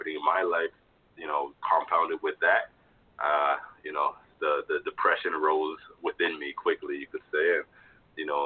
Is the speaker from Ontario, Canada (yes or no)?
yes; Toronto, Ontario, Canada; also born or lived in Jamaica; I was born in Jamaica, raised in Toronto.